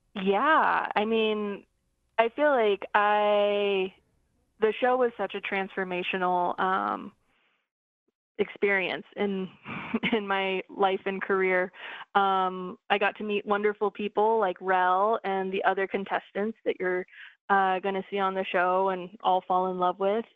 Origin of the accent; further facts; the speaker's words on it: Coeur d'Alene Reservation, Idaho, United States; now in Seattle, United States; the Coeur d'Alene tribe. That's where I'm from. That's where, uh, that's the center of my universe. And that's where I learned to cook.